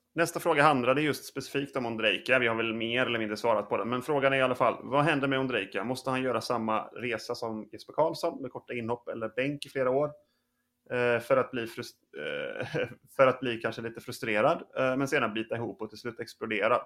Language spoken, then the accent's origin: Swedish; western Sweden, Sweden; Jag är uppvuxen i Västsverige, längre inåt landet.